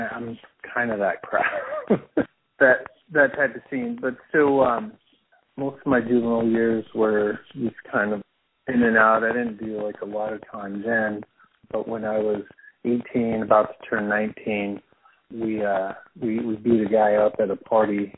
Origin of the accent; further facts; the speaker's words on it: New Mexico, United States; moved away as an adult; now in Bloomington, United States; I'm from New Mexico. That's where I grew up